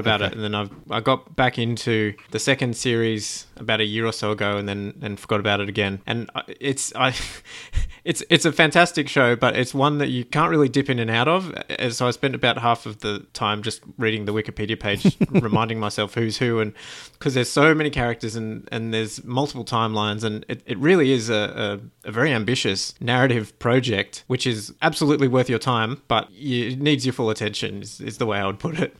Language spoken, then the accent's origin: English; Australia; as an Australian